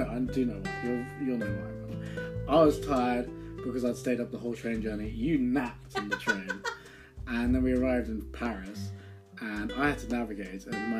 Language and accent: English; Guatemala; born there; I was born in Guatemala in 1997.